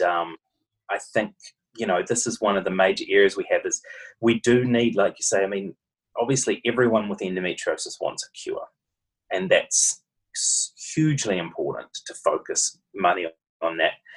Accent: New Zealand; accent: Kiwi; now in Australia; my Kiwi accent

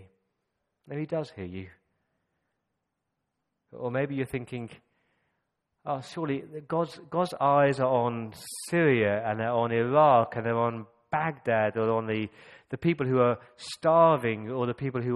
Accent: Coventry, West Midlands, United Kingdom; I grew up in Coventry

